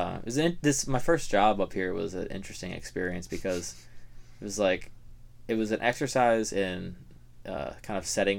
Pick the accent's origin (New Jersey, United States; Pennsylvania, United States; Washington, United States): Washington, United States; outside Seattle; moved away as an adult; now in Marquette, United States; I like lived outside Seattle